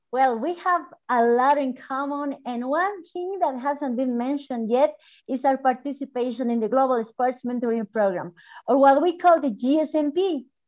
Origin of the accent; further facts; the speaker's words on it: Bolivia; from Bolivia